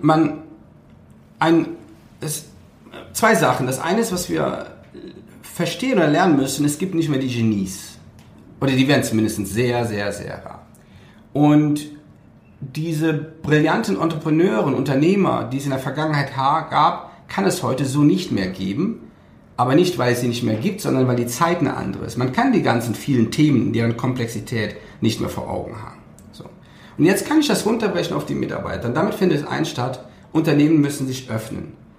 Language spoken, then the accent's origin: German; Cologne area, North Rhine-Westphalia, Germany; weil ich komme aus der Ecke von Köln